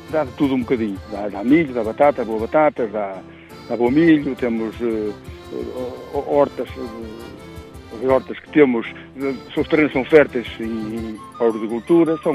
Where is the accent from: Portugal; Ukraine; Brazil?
Portugal; Reboreda, Norte; A minha aldeia é um, um cruzamento, é logo ali um cruzamento com o semáforo, que é, é, é o que indica para o centro da freguesia.